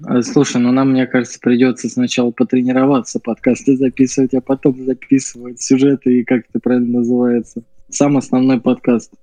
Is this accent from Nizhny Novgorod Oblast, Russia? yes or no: no; Volgograd, Volgograd Oblast, Russia; now in Saint Petersburg, Russia; мы с тобой живем в Волгограде и родились в нем, ну, точнее, жили